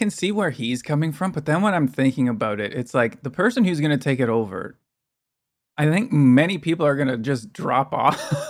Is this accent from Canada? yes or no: yes; Canada; by being Canadian.